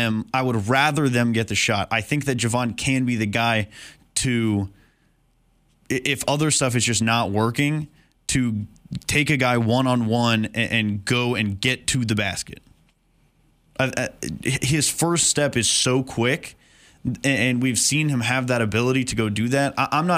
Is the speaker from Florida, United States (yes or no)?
no; Dallas, Texas, United States; Yes, I am from Dallas. Dallas, Texas.